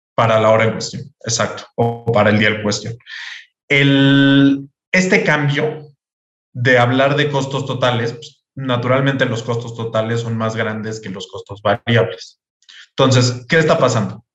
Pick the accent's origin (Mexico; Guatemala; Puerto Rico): Mexico; los mexicanos no vemos los movimientos en tiempo real